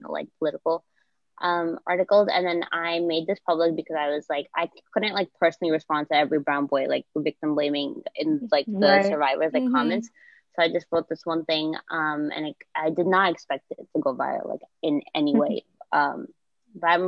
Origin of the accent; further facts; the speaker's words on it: New York City, New York, United States; I am from New York City